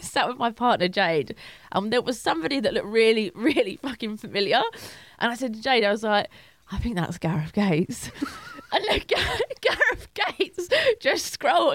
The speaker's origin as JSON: {"language": "English", "region": "London", "country": "United Kingdom", "tie": "born or raised there", "said": "It's my hometown."}